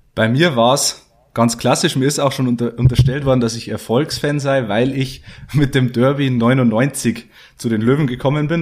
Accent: Geiersthal, Bavaria, Germany; now in Passau, Germany; ich komme aus Niederbayern, aus ähm, Geierstal bei Fichtach, also im tiefsten bayerischen Wald

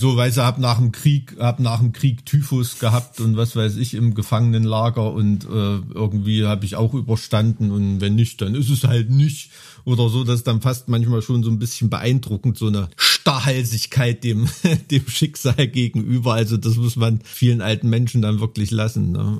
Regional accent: Germany; now in Thuringia, Germany; Ich bin ja in einer katastrophengeschützten DDR aufgewacht, die ersten, auf, aufgewachsen, die ersten 12, 13 Jahre

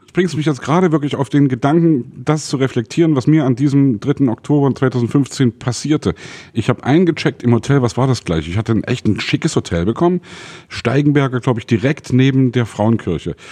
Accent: Saxony, Germany; ich komme aus Sachsen

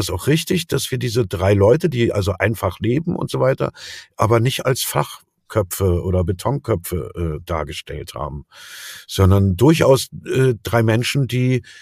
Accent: East Germany, Germany; ich bin ja Atheist, ne? so bin ich erzogen in der DDR aufgewachsen, so aus kommunistischem Haushalt.

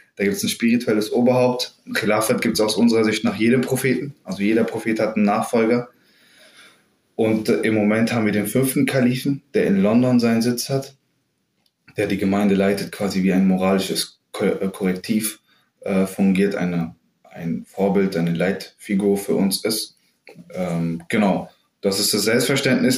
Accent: Bensheim, Hesse, Germany; moved away as an adult; also born or lived in Frankfurt; now in Berlin, Germany; ich bin in Südhessen aufgewachsen, in Bensheim, also ganz ländlich und idyllisch

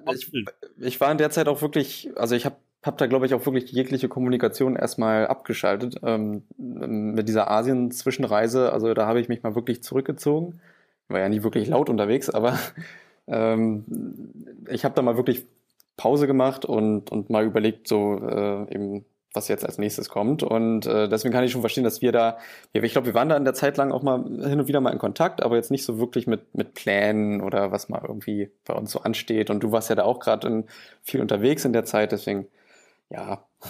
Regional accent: Angermünde, Brandenburg, Germany; also born or lived in Berlin; ich komme aus Angermünde. Äh, das liegt östlich in der Uckermark, äh, schon recht nah an der polnischen Grenze. Und ja, ich bin hier geboren, aufgewachsen

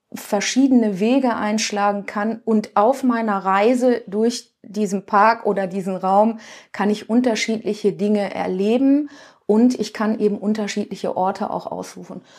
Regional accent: Duisburg, North Rhine-Westphalia, Germany; ich komme aus dem Ruhrgebiet, aus dem schönen Duisburg

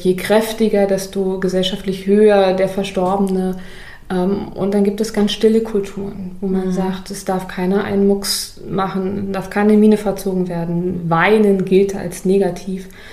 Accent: Berlin, Germany; bei uns in Berlin

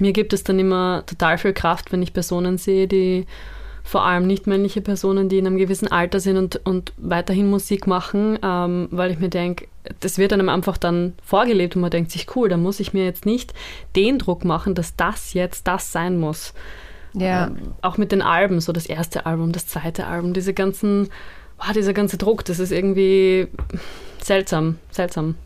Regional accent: Austria; ich bin halt so in Österreich aufgewachsen, in Österreich sozialisiert worden

